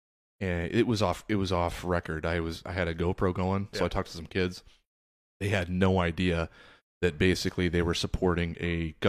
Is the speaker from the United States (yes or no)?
yes; Des Moines, Iowa, United States; I'm from Des Moines. I'm a third generation East Sider